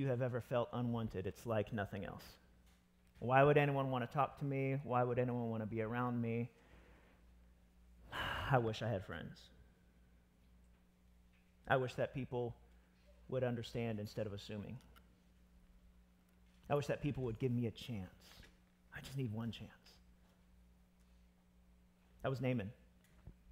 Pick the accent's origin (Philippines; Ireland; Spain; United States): United States; I'm American